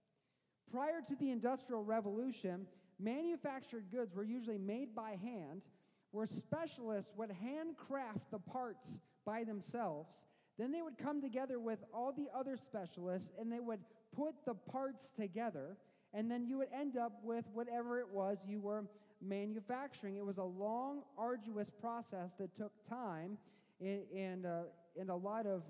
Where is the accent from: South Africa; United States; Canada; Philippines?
United States; Missouri; now in Michigan, United States; I didn't grow up in Michigan. I grew up in Missouri